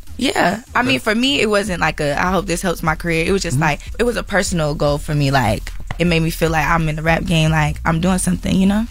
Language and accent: English; Atlanta, Georgia, United States; also born or lived in California; I was born in Cali, mm-hmm. but I, I grew up in Atlanta